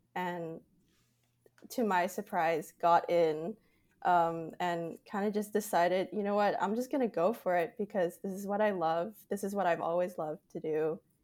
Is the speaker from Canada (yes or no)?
yes; Canada; I'm Canadian